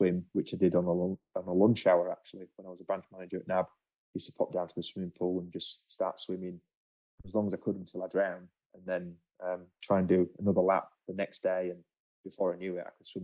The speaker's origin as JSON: {"language": "English", "region": "England", "country": "United Kingdom", "moved": "yes", "lives_now": "Australia", "said": "being an Englishman"}